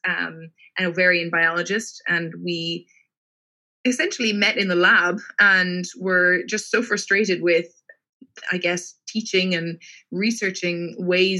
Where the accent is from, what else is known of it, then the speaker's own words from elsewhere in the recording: Cork, Munster, Ireland; moved away as an adult; now in London, United Kingdom; I am from Cork in the south of Ireland, and I studied my undergraduate degree there in molecular genetics.